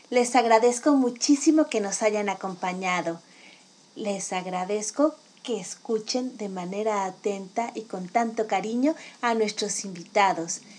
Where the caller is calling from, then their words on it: Mexico City, Mexico; desde la Ciudad de México